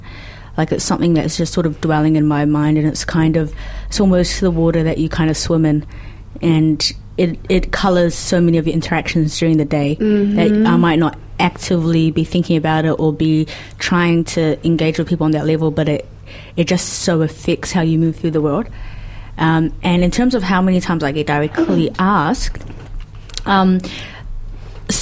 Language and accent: English; Auckland, New Zealand; I'm from Auckland, live in Auckland